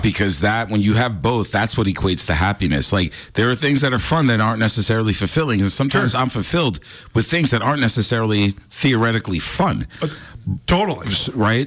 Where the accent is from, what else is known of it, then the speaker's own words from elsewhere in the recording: New York, United States; moved away; growing up in New York